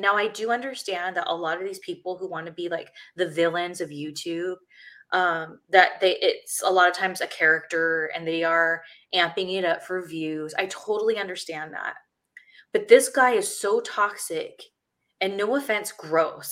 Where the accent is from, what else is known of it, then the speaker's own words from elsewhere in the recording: Ontario, California, United States; I was still living in my hometown, which is Ontario, California